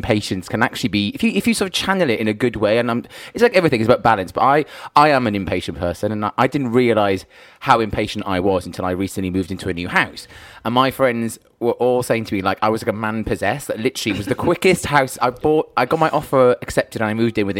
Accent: Wales, United Kingdom; now in London, United Kingdom; I'm from Wales originally. When I go home and I walk around with my mum or my dad back home

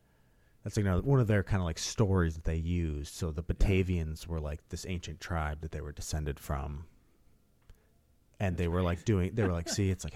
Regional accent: Holland, New York, United States; We're from Holland, New

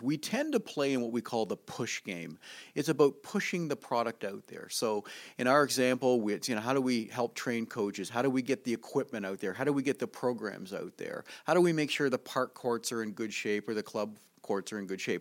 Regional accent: Canada; moved away; I come from Canada where there's an awful lot of snow

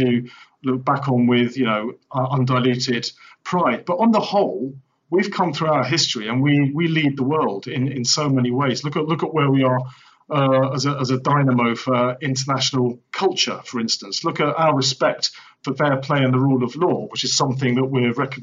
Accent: England, United Kingdom; we who are English, I'm English

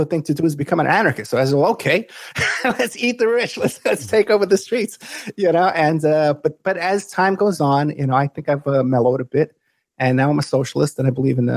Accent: New York City, New York, United States; I grew up in the Bronx, New York, which was a poor area

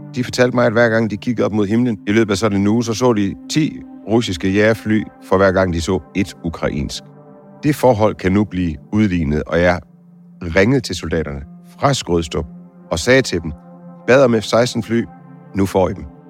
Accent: Denmark; jeg er fra Danmark

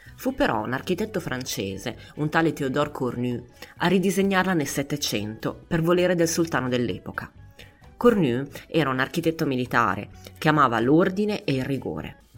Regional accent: Milan, Lombardy, Italy; Io sono di Milano

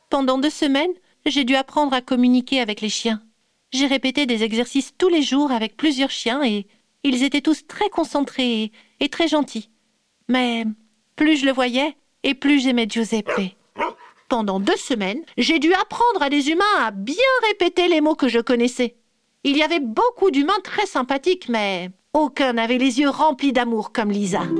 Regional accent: Bourgogne-Franche-Comté, France; Je suis née dans le Jura. J'y ai passé toute ma vie. À la montagne, on peut faire de la luge presque toute l'année.

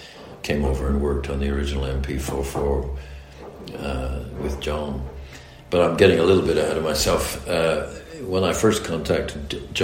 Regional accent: United States; accent: American; the American accent in Formula One. And I suppose my accent now is, you might call it mid-Atlantic, so part English, part American.

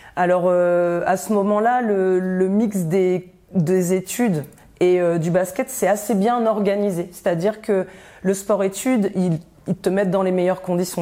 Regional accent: Rouen, Normandy, France; also born or lived in Côte d'Ivoire; à 6 ans, en fait, mes parents ont décidé de rentrer en France, euh, en Normandie. Et donc j'ai euh, poursuivi mon enfance à Rouen

